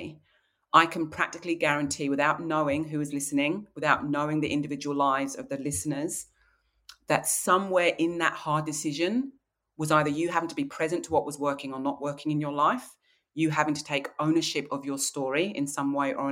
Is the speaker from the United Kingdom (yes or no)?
yes; Kent, South East England, United Kingdom; now in Australia; I grew up in Kent in the English countryside